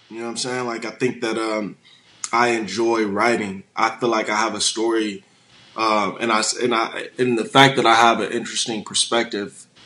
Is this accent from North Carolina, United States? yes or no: no; Illinois, United States; born there; also born or lived in Hawaii / Washington / San Diego / St. Louis; I was born in Illinois. I moved to Hawaii. I moved to Washington State. I then moved to San Diego. I lived in St. Louis for a little bit.